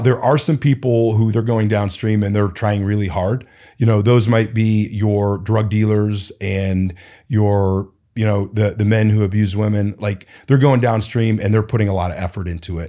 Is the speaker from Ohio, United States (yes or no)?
yes; Cleveland, Ohio, United States; also born or lived in Portland, Oregon; now in Phoenix, United States; I was born and raised in Cleveland